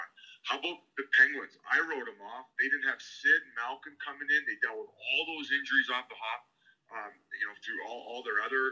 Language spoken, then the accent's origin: English; Welland, Ontario, Canada; I grew up in Welland, Ontario, which is 40 minutes from Buffalo